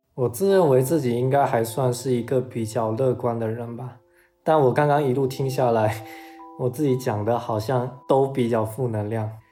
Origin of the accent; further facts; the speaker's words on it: a third-tier city in Guangdong Province, China; 我是出生在一个广东省内三线的城市，可能十几年来都是学校、家里、学校家里的两点一线